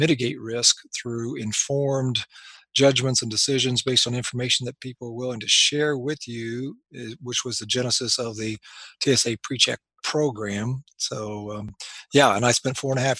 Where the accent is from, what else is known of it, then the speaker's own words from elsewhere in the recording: Anderson, Indiana, United States; moved away as an adult; I practiced 2 years here in my hometown of Anderson. I grew up here